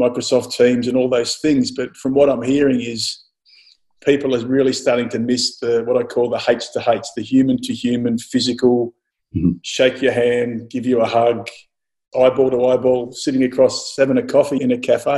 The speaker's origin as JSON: {"language": "English", "town": "Mildura", "region": "Victoria", "country": "Australia", "tie": "born or raised there", "said": "as a kid growing up in Mildura"}